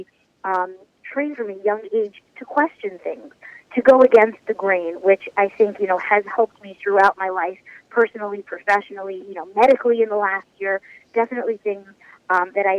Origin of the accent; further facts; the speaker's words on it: New York City, New York, United States; I was born and bred in Kew Garden Ho, which is part of Queens, New York